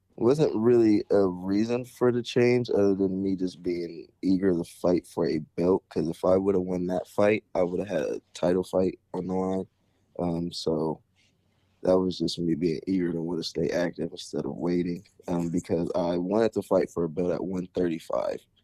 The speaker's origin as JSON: {"language": "English", "area": "Perry Township", "region": "Ohio", "country": "United States", "tie": "born or raised there", "also_born_or_lived": "Canton, Ohio", "said": "growing up, I started off in Berry Township all the way up till my high school years, and then I ended up transferring to McKinley"}